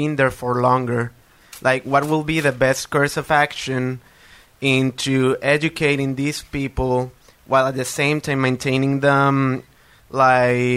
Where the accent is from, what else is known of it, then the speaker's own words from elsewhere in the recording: Puerto Rico; moved away as an adult; now in Bethlehem, United States; I'm originally from Puerto Rico. I had to leave due to the hurricane, and I moved to this town